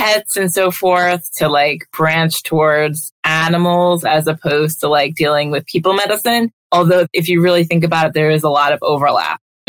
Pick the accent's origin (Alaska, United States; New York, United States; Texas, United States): New York, United States; Long Island; also born or lived in Delaware / Minnesota / Atlanta; I grew up here on Long Island